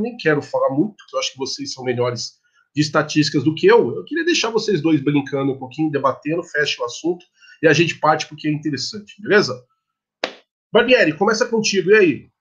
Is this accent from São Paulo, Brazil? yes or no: yes; Guarulhos, São Paulo, Brazil; Guarulhos, Guarulhos, minha terra